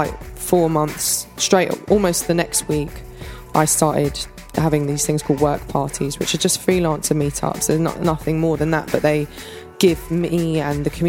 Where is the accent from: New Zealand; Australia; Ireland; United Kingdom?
United Kingdom; London; moved away as an adult; now in Los Angeles, United States; I moved to LA when I was 24 and have sort of always just been quite nomadic by nature, even though I grew up in London